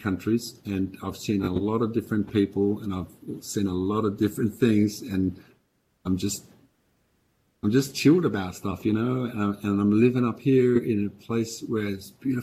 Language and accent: English; Australia; moved away; also born or lived in Denmark; although I'm Australian, I've been living in Denmark for 30 years.